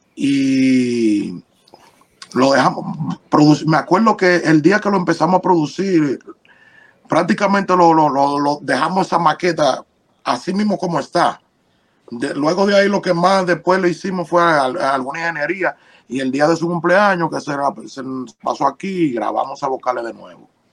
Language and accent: Spanish; Dominican Republic; yo nací, crecí en República Dominicana